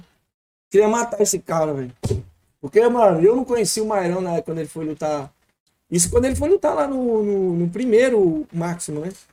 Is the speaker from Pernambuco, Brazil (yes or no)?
no; Ceará, Brazil; nós do Nordeste, mano, sou do Ceará